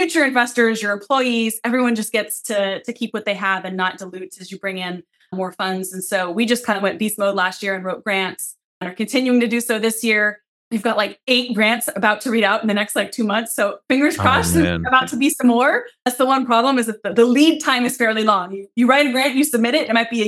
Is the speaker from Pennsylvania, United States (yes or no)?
no; Seattle, Washington, United States; I'm from Seattle.